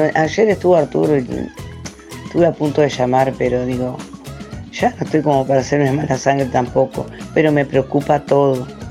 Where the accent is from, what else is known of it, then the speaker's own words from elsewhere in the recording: Juan Lacaze, Colonia, Uruguay; also born or lived in Villa Pancha; mi pueblo porque es el que quiero, el que vivo y el que me crié en él